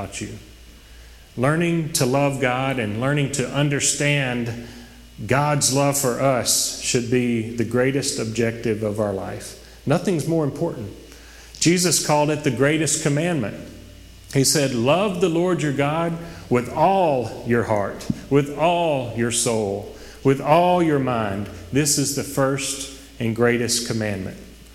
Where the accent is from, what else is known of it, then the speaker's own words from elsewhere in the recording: Oak Grove, Louisiana, United States; I'm from Oak Grove, small town, went to the Goodwill Church. When I was a kid